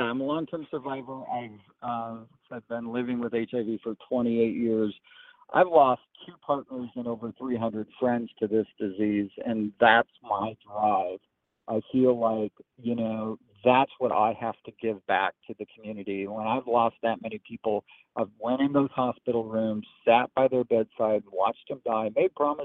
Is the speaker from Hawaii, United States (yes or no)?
no; Eastern Oregon, United States; now in Tennessee, United States; I grew up in Eastern Oregon